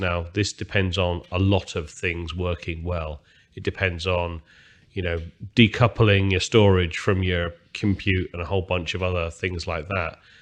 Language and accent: English; United Kingdom; I'm, I'm British, as most people can hear from my language